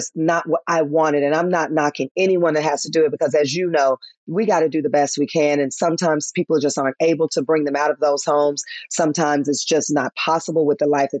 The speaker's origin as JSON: {"language": "English", "town": "Memphis", "region": "Tennessee", "country": "United States", "tie": "born or raised there", "also_born_or_lived": "Atlanta, Georgia", "moved": "yes", "said": "my hometown of Memphis, Tennessee"}